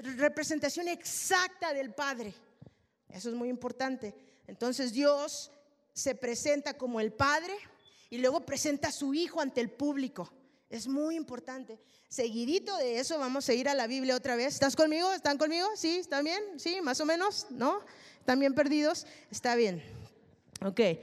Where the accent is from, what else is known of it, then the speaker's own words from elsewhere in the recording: Mexico; Yo soy mexicana